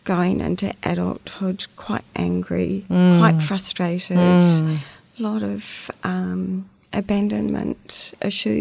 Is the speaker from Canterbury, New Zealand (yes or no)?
yes; Christchurch, Canterbury, New Zealand; also born or lived in Dunedin; I pretty much grew up in Christchurch